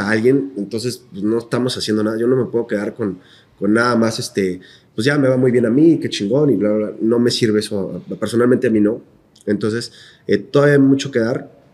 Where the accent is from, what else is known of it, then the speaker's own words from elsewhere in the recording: Querétaro, Mexico; nosotros somos queretanos y esto es una ciudad